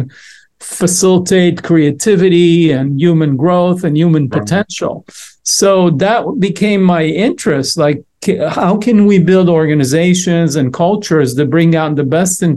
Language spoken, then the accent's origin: English; Israel; moved away; I was born and raised in Israel